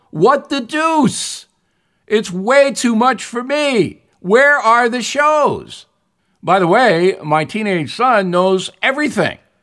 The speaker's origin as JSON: {"language": "English", "country": "United States", "said": "I'm an American."}